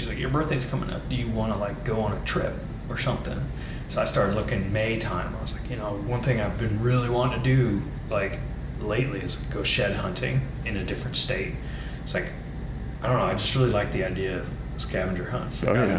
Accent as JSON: {"language": "English", "region": "Florida", "country": "United States", "said": "We're from Florida."}